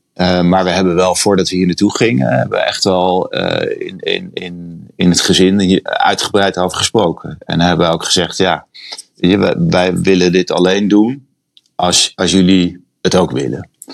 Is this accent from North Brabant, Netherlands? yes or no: no; The Hague, South Holland, Netherlands; moved away as an adult; also born or lived in Panama; now in San Francisco, United States; op het strand van Scheveningen waar ik vandaan kom.